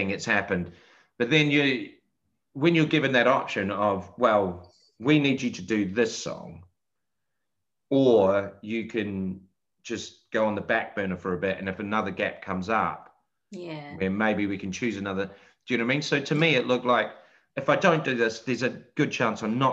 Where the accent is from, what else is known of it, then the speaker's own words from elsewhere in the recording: Christchurch, Canterbury, New Zealand; moved away; I'm from Christchurch